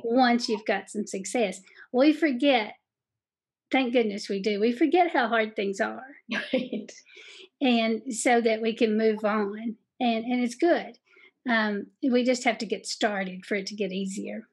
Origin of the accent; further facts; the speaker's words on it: Southeast Kentucky, United States; accent: Southeast Kentucky; my Southeast Kentucky accent